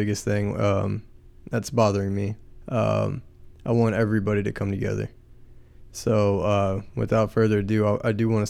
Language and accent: English; San Antonio, Texas, United States; moved away as an adult; now in Destin, United States; Welcome to Ambitious Scumbags. I am from San Antonio, Texas, but I live in Destin right now. I will be moving back in May. I am an Air Force veteran